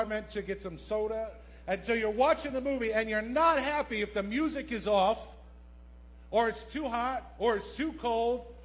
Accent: New Jersey, United States; moved away as an adult; now in Bronx, United States; I'm born and raised in South Jersey

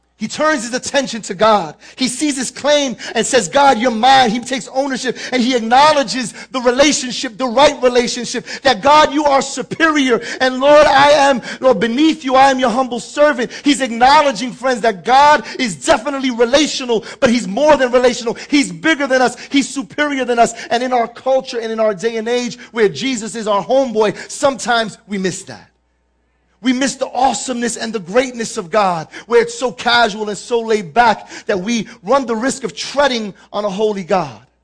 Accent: New York City, New York, United States; I'm born and raised in the Bronx

